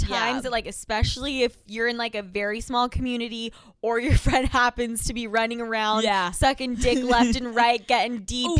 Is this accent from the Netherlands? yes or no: no; Utah, United States; born or raised there; moved away